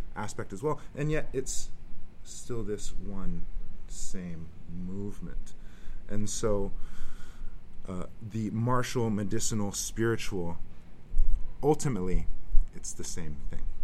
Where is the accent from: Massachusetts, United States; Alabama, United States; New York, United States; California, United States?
California, United States; Richmond; I grew up in the East Bay, Richmond, California